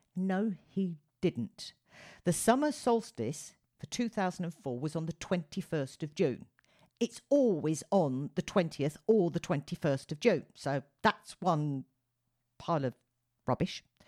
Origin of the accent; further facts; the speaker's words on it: United Kingdom; as a Brit